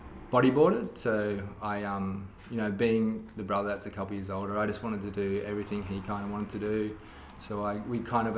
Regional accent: Gold Coast, Queensland, Australia; moved away as an adult; also born or lived in Manila, Philippines; now in United States; I grew up on the Gold Coast

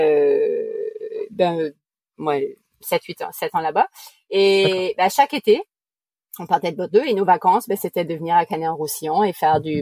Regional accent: New Brunswick, Canada; accent: Acadian; first language French; moved away; Je suis originaire du Nouveau-Brunswick au Canada, donc d'origine canadienne

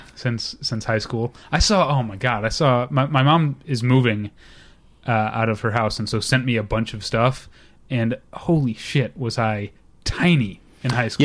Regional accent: St. Louis, Missouri, United States; moved away; I was born and raised to hate the Cubs 'cause I'm from Saint Louis, Missouri

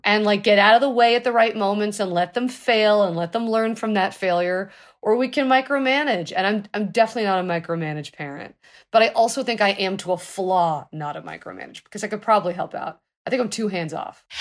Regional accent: Los Angeles, California, United States; I was born in Los Angeles.

